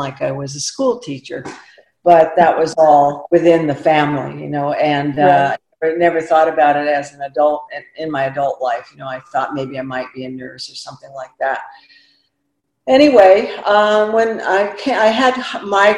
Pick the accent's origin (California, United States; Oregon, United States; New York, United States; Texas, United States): Oregon, United States; moved away; also born or lived in San Jose; I grew up in Oregon, the eldest of nine